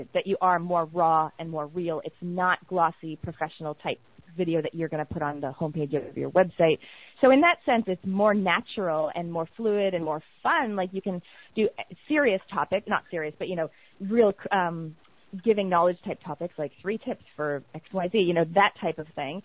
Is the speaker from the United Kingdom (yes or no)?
no; Canada; accent: Canadian; moved away as an adult; now in New Zealand; obviously I've got a Canadian accent. I'm from Canada.